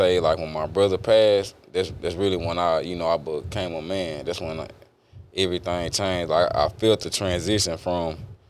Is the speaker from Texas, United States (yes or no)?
yes; Beaumont, Texas, United States; All right, so I grew up in Beaumont, Texas, born and raised. I grew up with my mama and my brother.